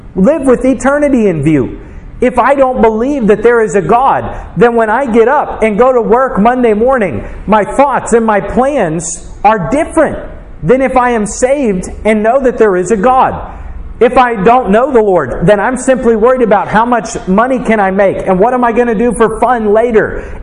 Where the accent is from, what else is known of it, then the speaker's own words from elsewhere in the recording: United States; as an American